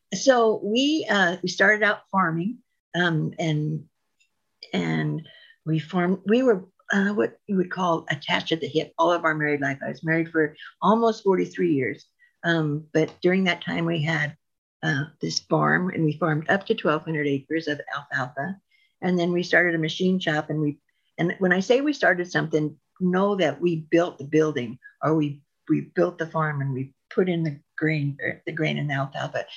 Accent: Reno, Nevada, United States; also born or lived in Ely, Nevada / Diamond Valley, Nevada; I was born and raised in Reno. And then when I was in eighth grade, we went to a little, little, little town called Ely, Nevada

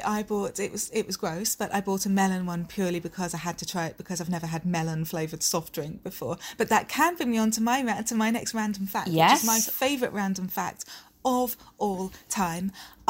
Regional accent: Aberdeen, Scotland, United Kingdom; Even though I don't sound like it at all, I'm originally from Aberdeen.

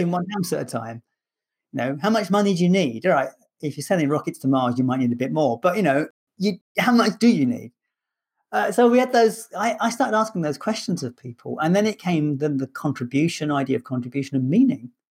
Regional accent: London, United Kingdom; moved away as an adult; now in Scotland, United Kingdom; I'm a Londoner in Scotland

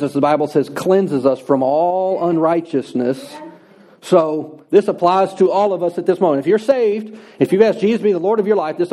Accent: United States; I'm an American

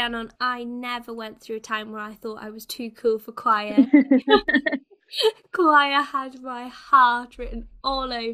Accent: Wales, United Kingdom; I'm Welsh

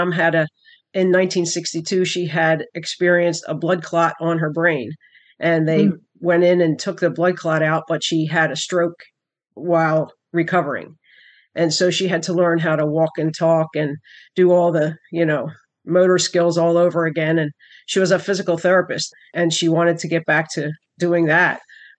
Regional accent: Wilmington, Delaware, United States; born there; I was born in 1963. I was born in Wilmington, Delaware.

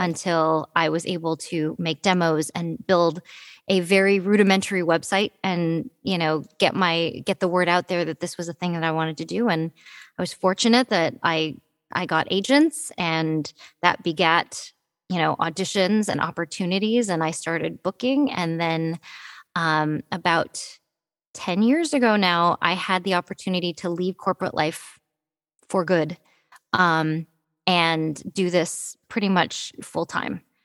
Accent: Detroit, Michigan, United States; I was born in Detroit, Michigan. Um, I, am a happy little Midwestern girl

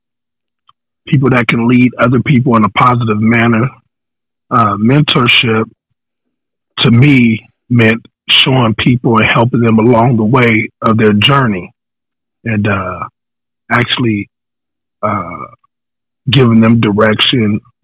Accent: Riverside, California, United States; I'm from Eastside Riverside, California

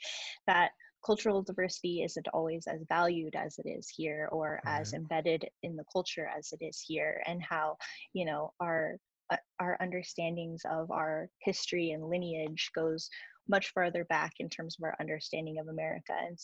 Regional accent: Albuquerque, New Mexico, United States; moved away as an adult; I am born and raised in Albuquerque

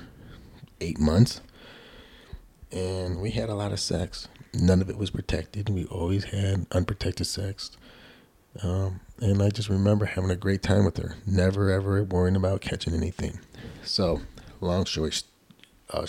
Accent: Buffalo, New York, United States; she knows I'm from Buffalo

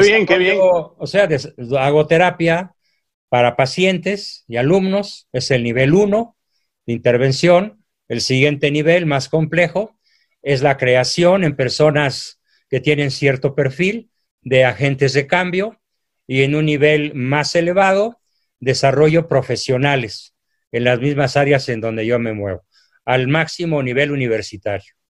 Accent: Mexico; mi país

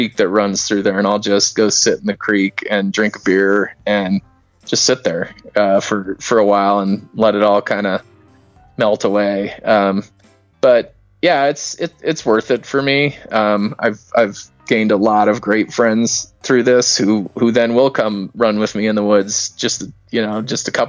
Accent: Denver, Colorado, United States; as a kid, I grew up here in Denver

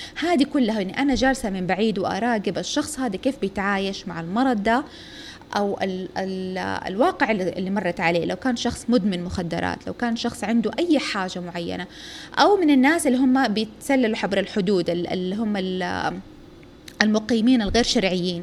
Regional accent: Saudi Arabia; إحنا من السعودية

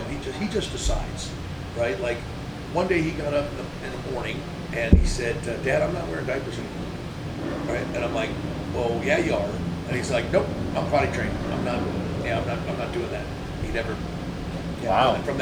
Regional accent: California, United States; Oh, so I grew up in San BMX was- Valley, it was

